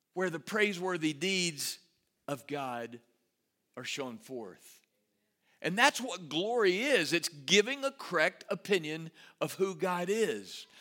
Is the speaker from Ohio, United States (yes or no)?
no; Rotan, Texas, United States; also born or lived in Salado, Texas; now in Waco, United States; my hometown of Rotan, home of the fighting Yellowhammers